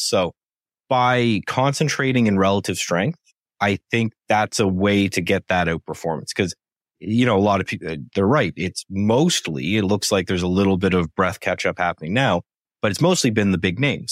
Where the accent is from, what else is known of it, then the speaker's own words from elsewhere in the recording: Canada; I'm Canadian